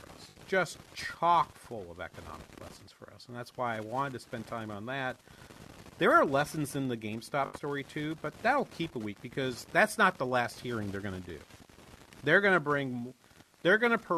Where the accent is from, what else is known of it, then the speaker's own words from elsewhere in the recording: Boston, Massachusetts, United States; moved away as an adult; also born or lived in Claremont, California / Minnesota; in the 70s growing up in Boston, in the Boston area.